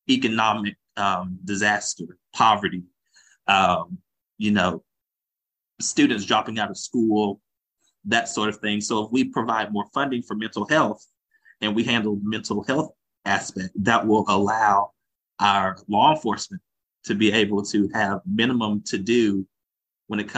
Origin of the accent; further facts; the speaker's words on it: Augusta, Georgia, United States; Was proudly born in Augusta, born and raised in Augusta